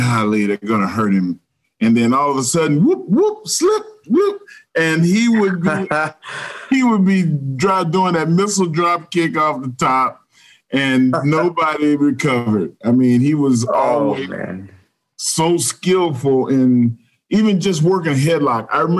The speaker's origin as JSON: {"language": "English", "region": "Texas", "country": "United States", "said": "I'm a Texan."}